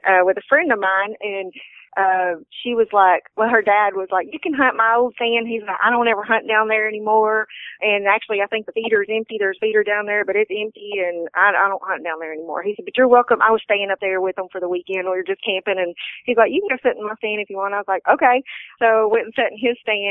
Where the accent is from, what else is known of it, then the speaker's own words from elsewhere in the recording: near Tyler, East Texas, United States; Born and raised here in East Texas